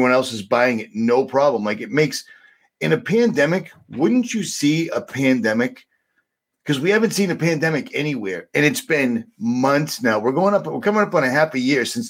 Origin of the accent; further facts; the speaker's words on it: United States; I'm an American. I'm actually kind of what you would consider the quintessential American for the most part.